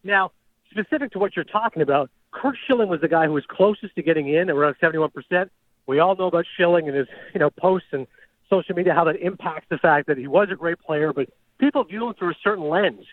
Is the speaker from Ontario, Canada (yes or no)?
yes; Toronto, Ontario, Canada; my hometown Blue Jays